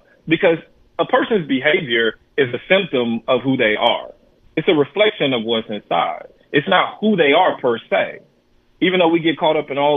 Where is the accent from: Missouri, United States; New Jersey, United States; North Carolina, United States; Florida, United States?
Missouri, United States; St. Louis; I was growing up in St. Louis